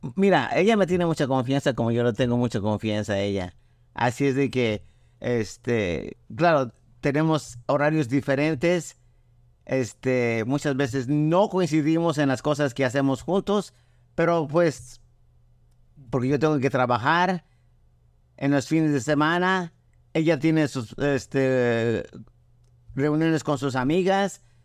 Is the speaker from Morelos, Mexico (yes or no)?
yes; Cuernavaca, Morelos, Mexico; moved away as an adult; now in United States; de chiquito, a los dos años, mi, mi, papá nos llevó a la ciudad que es Cuernavaca, Morelos. Ahí crecí hasta los 23 años